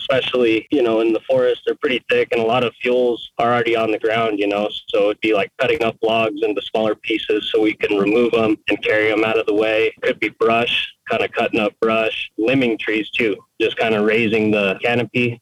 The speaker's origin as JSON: {"language": "English", "town": "Cuba", "region": "New Mexico", "country": "United States", "tie": "born or raised there", "said": "I grew up in Cuba, New Mexico, which is a pretty small town."}